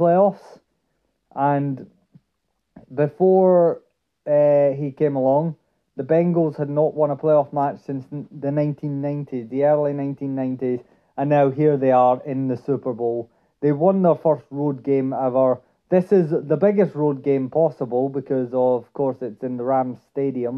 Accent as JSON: {"language": "English", "town": "Dundee", "region": "Scotland", "country": "United Kingdom", "said": "I'm originally from Dundee"}